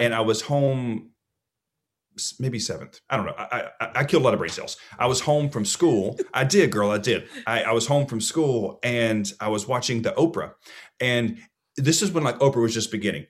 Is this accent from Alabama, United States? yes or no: yes; Alabama, United States; also born or lived in Georgia; when I was adopted at two, I moved to Alabama